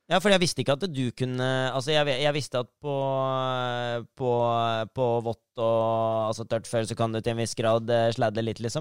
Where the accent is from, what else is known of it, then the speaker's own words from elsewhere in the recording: Asker, Akershus, Norway; jeg er fra Asker og norsk opprinnelig